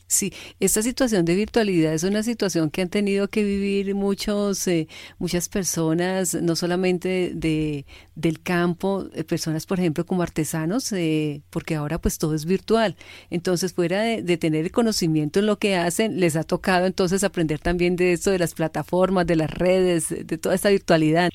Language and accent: Spanish; Cali, Valle del Cauca, Colombia; soy de Cali